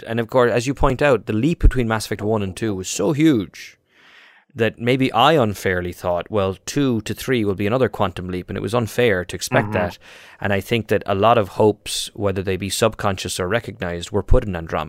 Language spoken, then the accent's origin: English; Ireland; moved away; because I'm Irish.